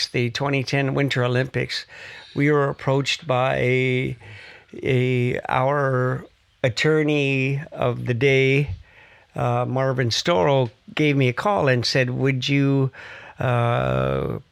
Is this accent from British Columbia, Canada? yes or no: yes; Musqueam, British Columbia, Canada; I'm from Musqueam